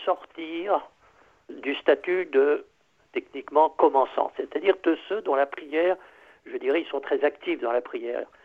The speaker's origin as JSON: {"language": "French", "area": "Berry", "region": "Centre-Val de Loire", "country": "France", "said": "je suis très très heureux d'être de cette, de cette petite région française"}